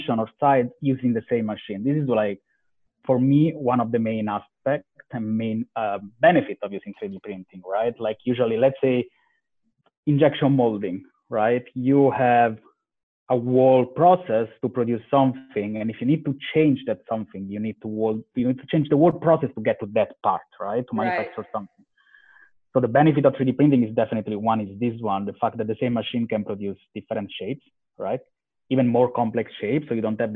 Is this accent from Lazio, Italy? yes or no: yes; close to Rome, Lazio, Italy; moved away as an adult; also born or lived in Istanbul / London / Spain; I'm from Italy, born close to Rome